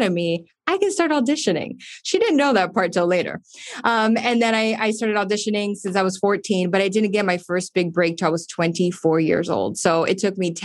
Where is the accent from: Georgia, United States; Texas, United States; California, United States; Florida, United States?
Florida, United States; Miami; moved away as an adult; also born or lived in Los Angeles; now in Miami, United States; just being Cuban American, you know, Miami, as you know, you've been here.